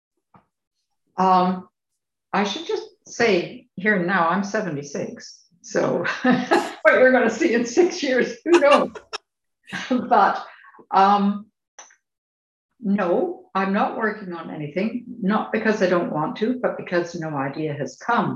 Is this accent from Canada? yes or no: yes; Canada; moved away as an adult; now in United Kingdom; I'm Canadian and that's still home.